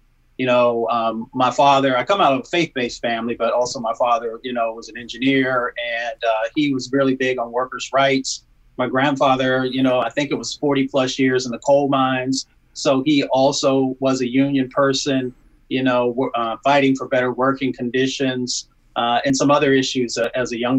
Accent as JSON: {"language": "English", "region": "Appalachia", "country": "United States", "tie": "born or raised there", "also_born_or_lived": "Michigan", "moved": "yes", "said": "I was raised in Appalachia and a little bit in Michigan."}